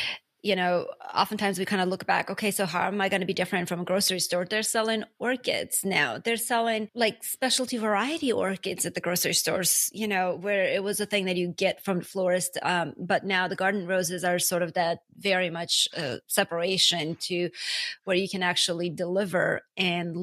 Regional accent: Armenia; now in United States; I'm from Armenia

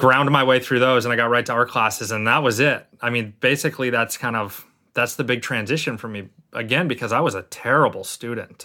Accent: Martha's Vineyard, Massachusetts, United States; also born or lived in Lynn, Massachusetts; now in New Jersey, United States; I grew up on Martha's Vineyard.

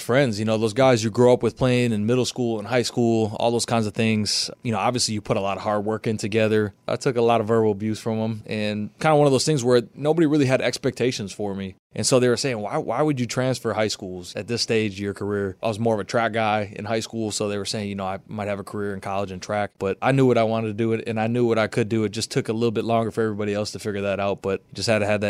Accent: Racine, Wisconsin, United States; Growing up in the state of Wisconsin, it's Badger football.

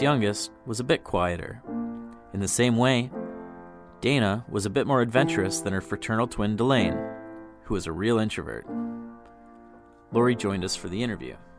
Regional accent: Kenora, Ontario, Canada; moved away; I grew up in the community

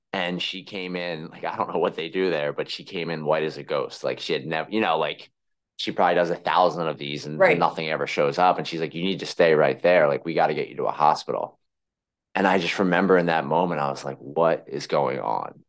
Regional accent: Philadelphia, Pennsylvania, United States; accent: Philly; moved away as an adult; now in New York, United States

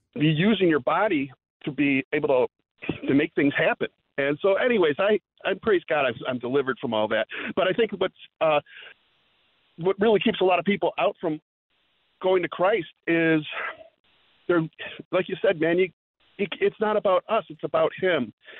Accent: Wheeling, Illinois, United States; those seeds that have been planted growing up in Wheeling, Illinois, hearing the gospel here and there

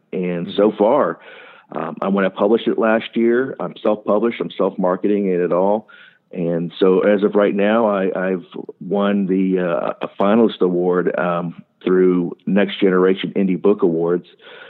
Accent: New Jersey, United States; born there; also born or lived in Japan / Ohio; I was born right outside of McGuire Air Force Base in New Jersey. I spent my whole life traveling, 7 years in Japan, been through Thailand, Philippines, all over the United States before we ended up settling down in Ohio

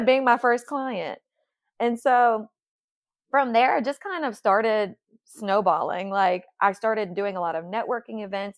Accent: New Iberia, Louisiana, United States; moved away as an adult; now in Baton Rouge, United States; I'm from the Lafayette area, from New Iberia

